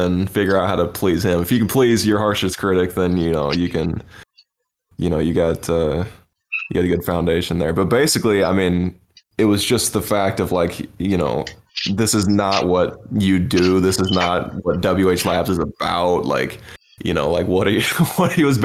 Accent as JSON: {"language": "English", "town": "St. Joseph", "region": "Missouri", "country": "United States", "tie": "born or raised there", "moved": "yes", "lives_now": "Springfield, United States", "said": "I live in Springfield, Missouri now. I come from St. Joseph, Missouri."}